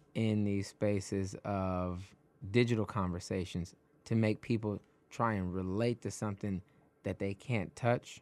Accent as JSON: {"language": "English", "town": "Detroit", "region": "Michigan", "country": "United States", "moved": "yes", "lives_now": "New York, United States", "said": "I'm originally from Detroit, and I felt like I had to flee Detroit"}